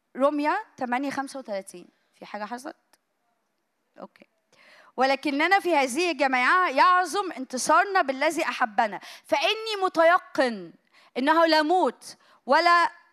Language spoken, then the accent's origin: Arabic; Egypt; عندنا في مصر